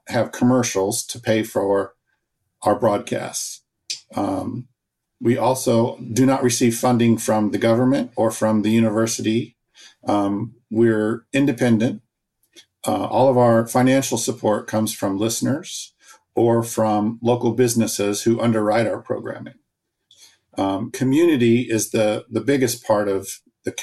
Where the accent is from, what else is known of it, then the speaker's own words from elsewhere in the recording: Champaign, Illinois, United States; moved away as an adult; I'm actually born and raised in Champaign, but I moved away 40 years ago for a career in radio and saw an opportunity to come back home